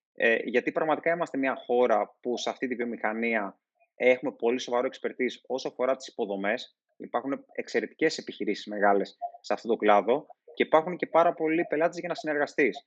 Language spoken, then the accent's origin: Greek; Thasos, East Macedonia and Thrace, Greece; στο νησί μου που είναι η Θάσο